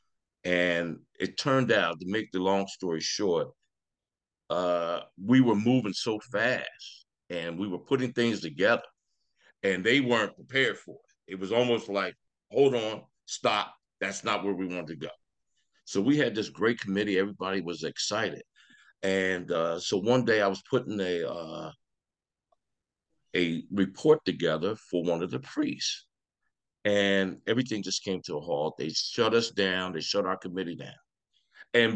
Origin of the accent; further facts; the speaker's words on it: Philadelphia, Pennsylvania, United States; I'm from Philadelphia, Pennsylvania